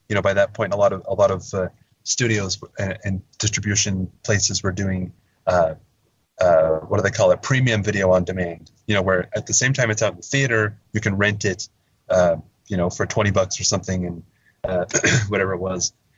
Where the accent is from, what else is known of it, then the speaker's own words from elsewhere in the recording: Verboort, Oregon, United States; originally I'm from uh, a little, tiny little town. I hesitate to even call it a town. It's more of a, a, a hamlet, a little unincorporated community called Verboort in uh, uh, a little west of Portland